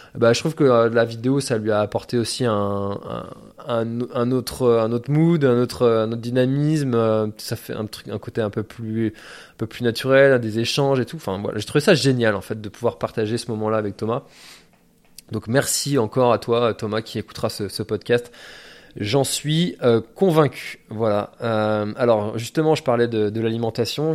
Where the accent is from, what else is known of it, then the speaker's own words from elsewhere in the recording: Breton, Brittany, France; en tant que breton